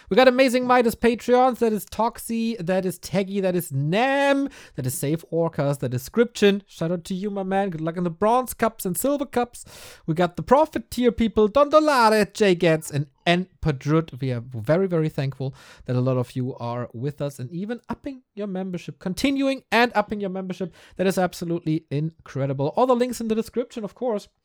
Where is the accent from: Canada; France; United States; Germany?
Germany; Wiesmoor, Lower Saxony; growing up in Wiesmoor, East Frisia, Northern Germany, youth centers, punk rock